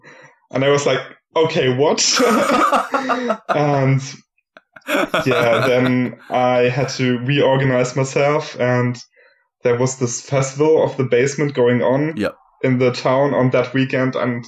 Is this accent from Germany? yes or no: yes; Germany; moved away as an adult; also born or lived in Valencia, Spain; now in Leipzig, Germany; I'm from Germany originally